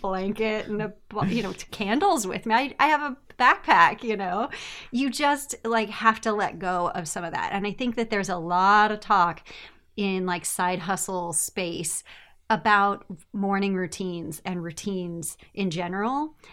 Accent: United States; moved away; I am American

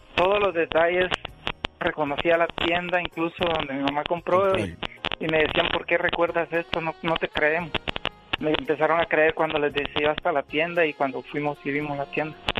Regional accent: El Salvador; now in Denver, United States; yo soy de Salvador

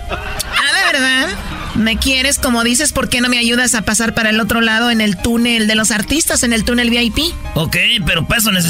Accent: Jalisco, Mexico; Bueno, yo soy de Jalisco, no quiero decir exactamente de dónde por problemas personales

